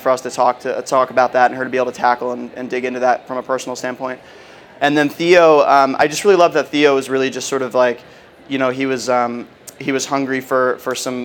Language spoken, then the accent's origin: English; Philadelphia, Pennsylvania, United States; I grew up in the Philadelphia area